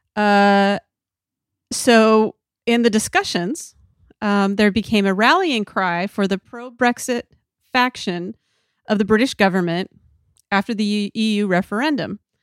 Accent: Idaho, United States; I'm from Idaho

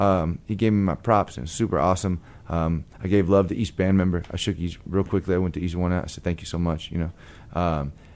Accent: Long Beach, California, United States; moved away; also born or lived in Tucson, Arizona; Long Beach, California

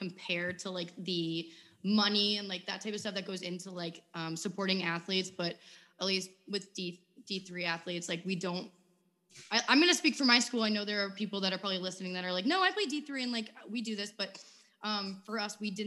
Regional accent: New England, United States; I'm from New England and ice hockey is very big up there

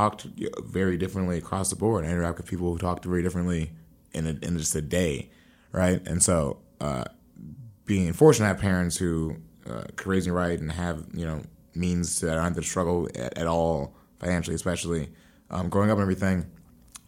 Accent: Columbia, Missouri, United States; I grew up 10 to 18 in Columbia, Missouri.

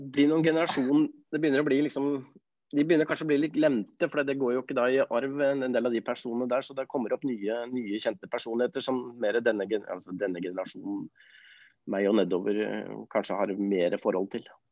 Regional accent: Oslo, Norway; Jeg er jo født og oppvokst på Nordstrand

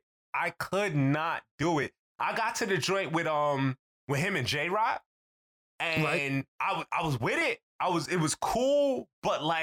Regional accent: New York, United States; we're from New York

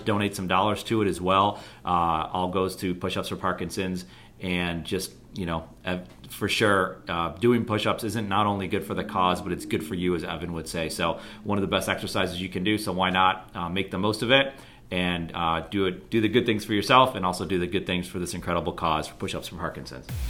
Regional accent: Buffalo, New York, United States; I'm from Buffalo, New York, and we're on the other side of Lake Erie

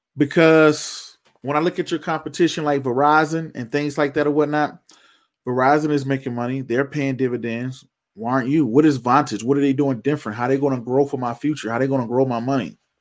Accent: Georgia, United States; I'm from Georgia

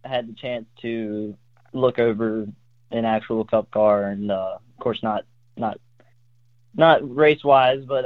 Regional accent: Fishersville, Virginia, United States; I'm from Fishersville, Virginia

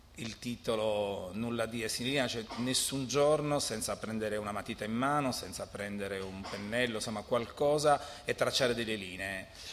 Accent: Alghero, Sardinia, Italy; io sono di Alghero e quindi parlo il catalano

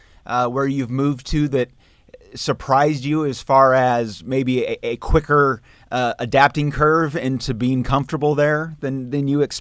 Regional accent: Seattle, Washington, United States; now in Arkansas, United States; I grew up in Seattle

